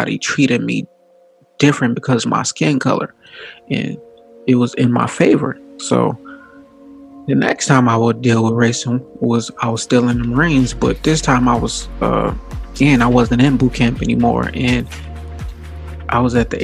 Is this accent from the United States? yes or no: yes; Gary, Indiana, United States; moved away as an adult; I come from Gary, Indiana, predominantly black. I didn't have any white friends. I had some white teachers